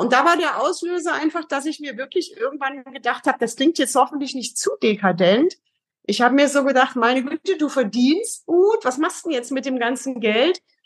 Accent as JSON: {"language": "German", "region": "East Germany", "country": "Germany", "tie": "born or raised there", "also_born_or_lived": "Heidelberg", "moved": "as an adult", "lives_now": "Frankfurt, Germany", "said": "erstmal komme ich aus dem Osten, bin ein Kind des Ostens. Mhm. Habe 27 Jahre bis zum Mauerfall dort gewohnt"}